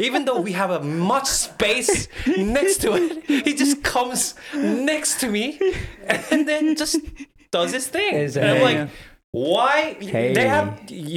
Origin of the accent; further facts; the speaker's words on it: Australia; also born or lived in Korea; I was raised here in Australia, I'm used to the culture in Australia